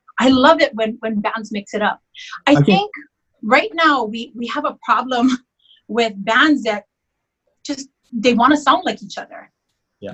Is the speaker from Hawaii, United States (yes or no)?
yes; Hawaii, United States; I'm native Hawaiian